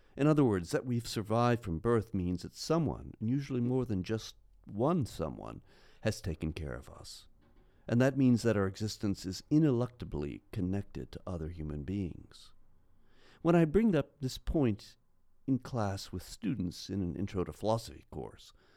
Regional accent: Pasadena, California, United States; also born or lived in Minnesota; we moved from Minnesota to California, where my father became the director of Christian education at a large church in Pasadena.

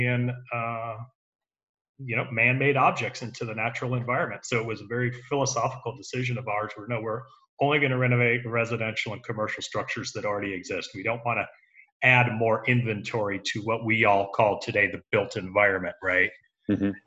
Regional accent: Southern California, United States; moved away as an adult; also born or lived in Santa Monica; now in Houston, United States; We were raised in Southern California

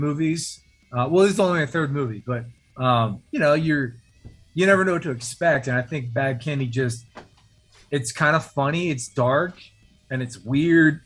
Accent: Virginia Beach, Virginia, United States; also born or lived in Los Angeles; now in Atlanta, United States; I'm from Virginia Beach. I live in Atlanta now, but I grew up in Virginia Beach

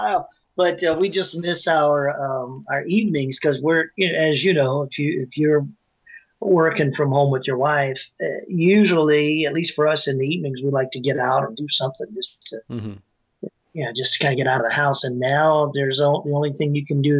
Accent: North Carolina, United States; I'm located right outside Charlotte, North Carolina, USA. And I'm originally from North Carolina. So this is my home state.

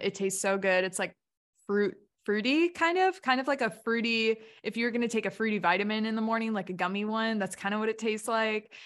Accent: Hampshire, Illinois, United States; my hometown, Hampshire, Illinois

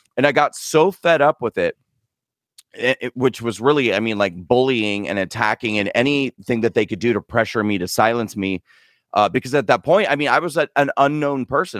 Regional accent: Nebraska, United States; moved away; I'm an American citizen who grew up in the Midwest in a small town in a state called Nebraska

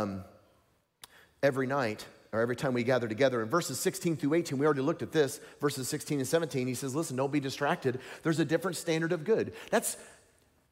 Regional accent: Tennessee, United States; I'm from Tennessee. We talk like that down there.

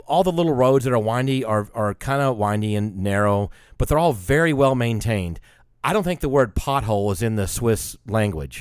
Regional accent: United States; I was from the States

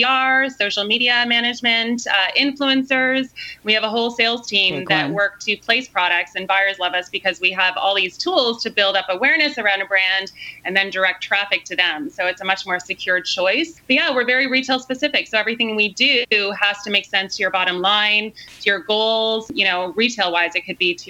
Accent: Canada; also born or lived in Australia; now in San Diego, United States; I'm originally Canadian, so Canada to Australia, ending up here.

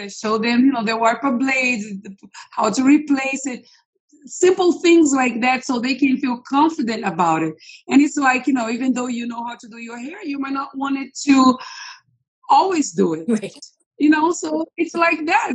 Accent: Rio de Janeiro, Brazil; moved away as an adult; now in United States; I'm originally from Brazil.

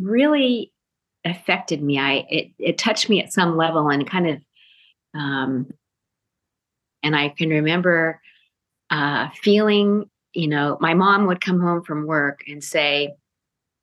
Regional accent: Spokane, Washington, United States; moved away as an adult; also born or lived in Sacramento, California; I grew up in Spokane, Washington.

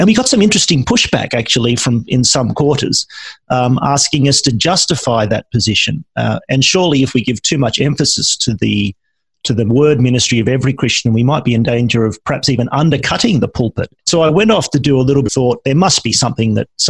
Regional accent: Australia

